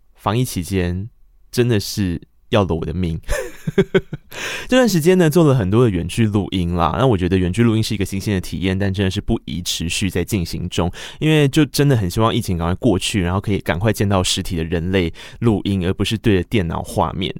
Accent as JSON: {"language": "Chinese", "region": "Tainan", "country": "Taiwan", "said": "我是台南人，然后我高中是台南一中"}